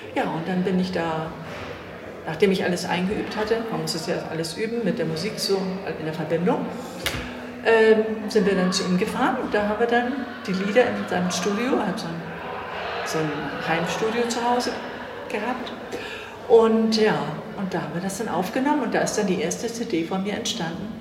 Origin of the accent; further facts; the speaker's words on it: Hamburg, Germany; meine Heimatstadt ist Hamburg. Ich komme aus Hamburg